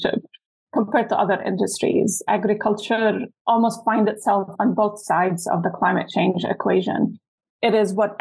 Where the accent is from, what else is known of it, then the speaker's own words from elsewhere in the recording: Lebanon; moved away as an adult; also born or lived in Utah, United States; now in United States; I'm born and raised in Lebanon